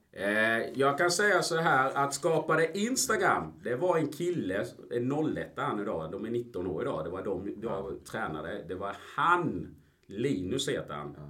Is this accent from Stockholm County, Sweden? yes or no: no; Ingelstad, Kronoberg County, Sweden; moved away as an adult; also born or lived in Colombia / Gothenburg; Jag är en smålänning kan man väl säga. Eh, jag kommer från Ingelstad, en liten by utanför Växjö, två mil